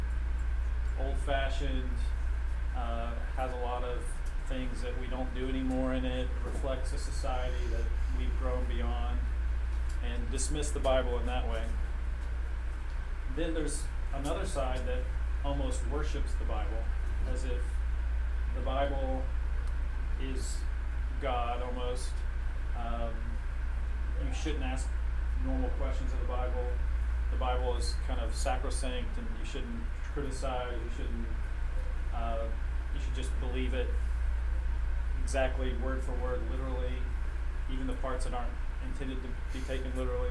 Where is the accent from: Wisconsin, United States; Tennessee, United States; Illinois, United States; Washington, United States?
Tennessee, United States; Knoxville; moved away as an adult; also born or lived in Memphis / Chicago; now in Nashville, United States; And I'm from Knoxville. Went to high school at Knoxville.